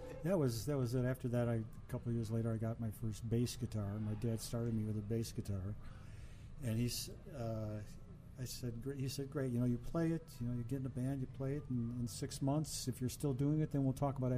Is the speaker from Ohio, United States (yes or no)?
yes; Cleveland, Ohio, United States; I grew up at a great age, into a great age of rock and roll in Cleveland, Ohio.